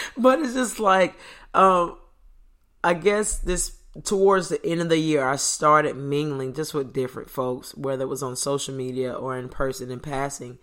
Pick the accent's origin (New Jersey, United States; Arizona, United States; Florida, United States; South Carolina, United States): Florida, United States; I was born in Florida, stayed in Florida my whole life